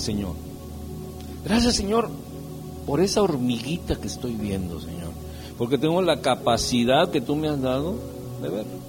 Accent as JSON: {"language": "Spanish", "region": "San Luis Potosí", "country": "Mexico", "said": "Yo soy de San Luis Potosí"}